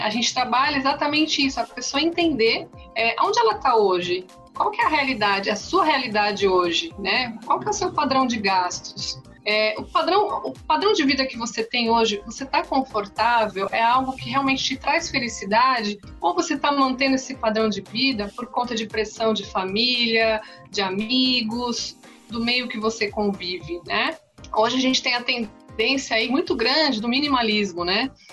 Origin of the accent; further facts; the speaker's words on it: Santos, São Paulo, Brazil; eu sou aqui da cidade de Santos